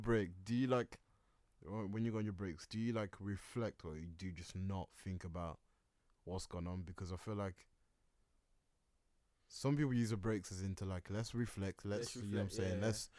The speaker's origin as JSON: {"language": "English", "region": "England", "country": "United Kingdom", "said": "Yeah, I'm from Britain, mate. I'm from England, mate."}